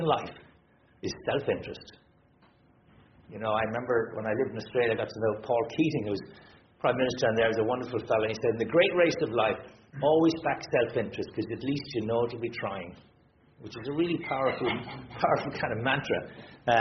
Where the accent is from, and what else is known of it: Ireland